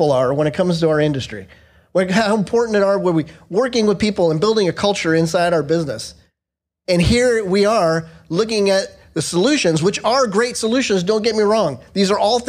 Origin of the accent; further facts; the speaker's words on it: Southern Orange County, California, United States; now in North Carolina, United States; I'm from California, born and raised in Southern Orange County